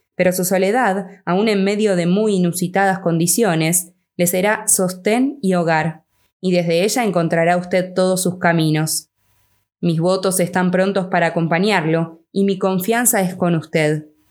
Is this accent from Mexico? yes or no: no; Argentina; yo soy de Argentina